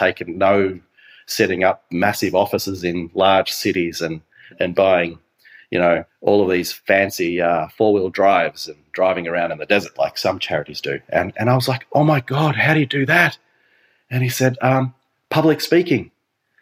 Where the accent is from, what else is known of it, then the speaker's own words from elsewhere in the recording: Phillip Island, Victoria, Australia; I was so blessed to be raised on this beautiful island with this beautiful community.